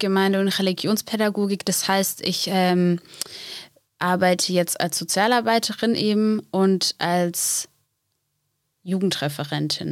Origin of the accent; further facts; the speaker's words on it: Black Forest, Baden-Württemberg, Germany; accent: Swabian; moved away as an adult; now in Seelow, Germany; ich komme aus dem Schwarzwald, ähm, genau, komme aus einem, ähm, ja, eigentlich auch einem relativ kleinen Dorf